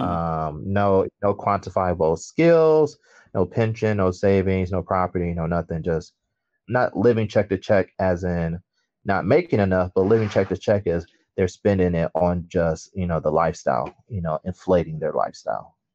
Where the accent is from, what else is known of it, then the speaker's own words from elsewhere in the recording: Detroit, Michigan, United States; moved away as an adult; also born or lived in Kalamazoo / Chicago; now in Shanghai, China; Born and raised in Detroit, went to high, you know, everything high school.